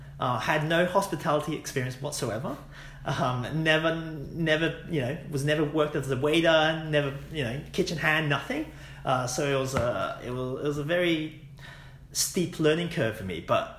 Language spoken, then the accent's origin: English; Hong Kong; also born or lived in United Kingdom; now in Australia; I was born in Hong Kong. Went to international school using the English curriculum.